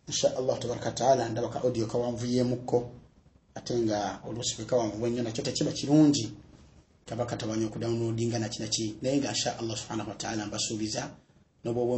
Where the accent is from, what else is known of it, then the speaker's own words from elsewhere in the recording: Central Region, Uganda; nga ndi muganda wammwe abaagala enyo ebbanga lyonna